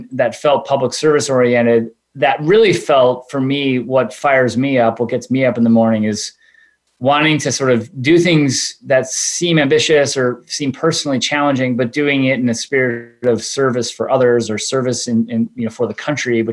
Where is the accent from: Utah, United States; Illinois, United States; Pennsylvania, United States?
Illinois, United States; Chicago; I come from the suburbs of Chicago, youngest of three kids, went to Northwestern University.